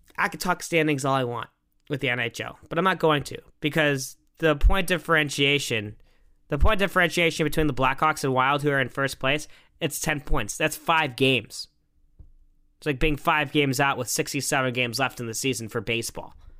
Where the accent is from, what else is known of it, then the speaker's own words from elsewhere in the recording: United States; as an American